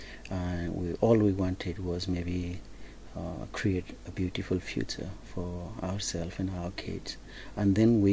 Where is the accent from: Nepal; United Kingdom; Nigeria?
Nepal; now in Toowoomba, Australia; I come from Nepalese community background and I represent Nepalese community